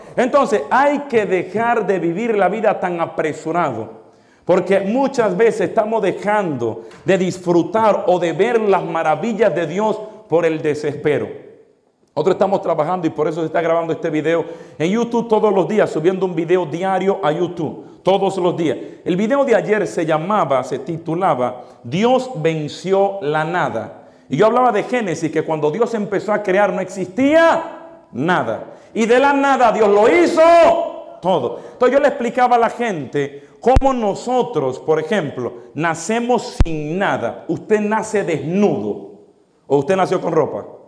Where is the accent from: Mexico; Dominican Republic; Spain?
Dominican Republic; now in United States; nacimos en otros países. Por ejemplo, yo en República Dominicana.